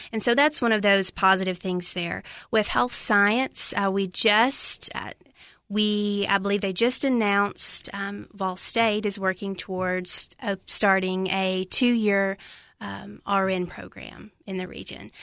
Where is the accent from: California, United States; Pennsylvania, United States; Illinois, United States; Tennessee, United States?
Tennessee, United States; Lafayette; moved away as an adult; now in Cookeville, United States; from Macon County, Tennessee, little town Lafayette, about an hour northwest of here